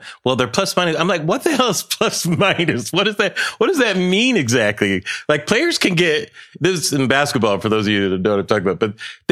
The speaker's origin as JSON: {"language": "English", "town": "Pomona", "region": "California", "country": "United States", "tie": "born or raised there", "said": "I grew up in Pomona, California."}